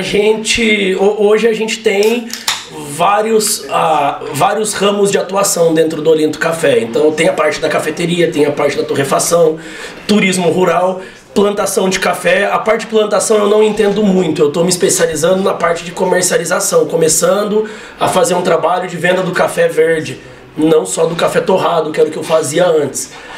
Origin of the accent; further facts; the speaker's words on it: Mogi das Cruzes, São Paulo, Brazil; moved away as an adult; also born or lived in Bauru; eu sou de Mogi das Cruzes.